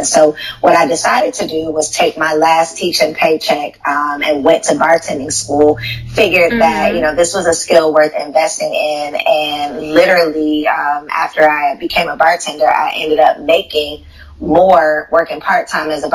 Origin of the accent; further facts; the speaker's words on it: Chicago, Illinois, United States; moved away as an adult; also born or lived in Tennessee / Atlanta, Georgia; I'm from Chicago. I grew up outside in the suburbs of Chicago